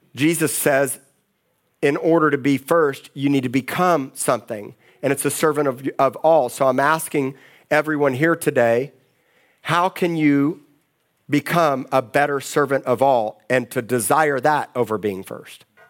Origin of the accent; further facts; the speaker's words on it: Miami, Florida, United States; moved away; I grew up in Miami